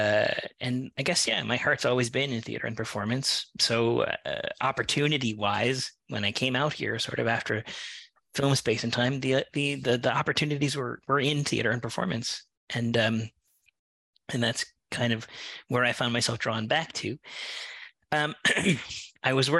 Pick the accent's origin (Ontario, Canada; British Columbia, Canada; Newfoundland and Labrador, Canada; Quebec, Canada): Newfoundland and Labrador, Canada; moved away as an adult; now in Vancouver, Canada; I'm originally from Newfoundland, and I moved out here